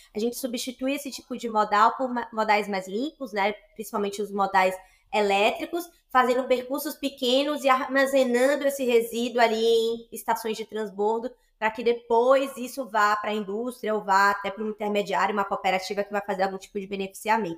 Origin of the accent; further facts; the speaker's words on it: Salvador, Bahia, Brazil; hoje eu me reconheço como uma mulher da Bahia, eu sou de Salvador